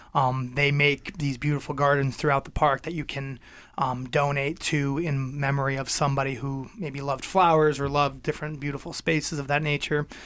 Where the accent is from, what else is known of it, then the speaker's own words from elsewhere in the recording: Ludlow, Massachusetts, United States; now in Belchertown, United States; I grew up in Western Massachusetts. I'm from Ludlow. I live in Belchertown now